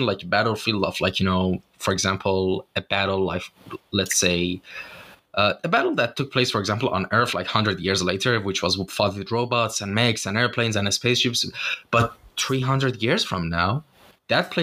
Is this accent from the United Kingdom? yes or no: no; Shiraz, Fars, Iran; now in Istanbul, Turkey; my hometown, Shiraz